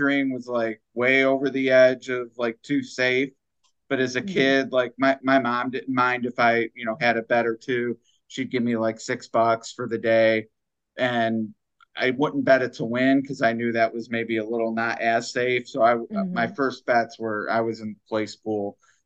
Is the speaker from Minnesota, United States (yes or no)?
no; Cleveland, Ohio, United States; I grew up in Cleveland